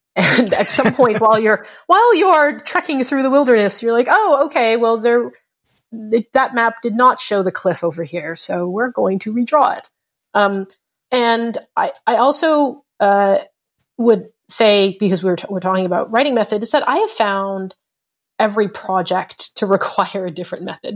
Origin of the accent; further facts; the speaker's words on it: Canada; I'm Canadian, uh, and Asian Canadian to boot.